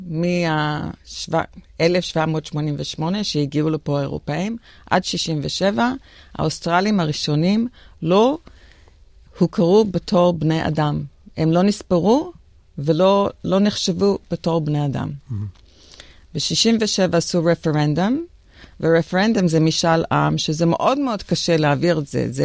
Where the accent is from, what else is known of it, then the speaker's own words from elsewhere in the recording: Israel; moved away as an adult; now in Australia; טוב, אני uh, נולדתי באוסטרליה, גרתי בארץ בגיל, עליתי בגיל חמש ב-63, ועוד פעם בגיל 11, ב-69, נשארתי 14 שנה.